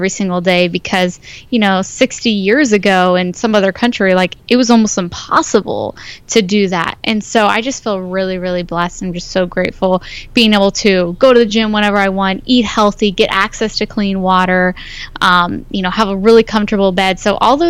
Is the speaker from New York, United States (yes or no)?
no; Ohio, United States; now in California, United States; I'm from Ohio, so didn't grow up with the healthiest background in nutrition